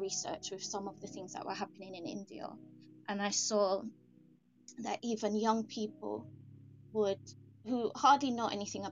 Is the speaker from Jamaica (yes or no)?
yes; Jamaica; I grew up in Jamaica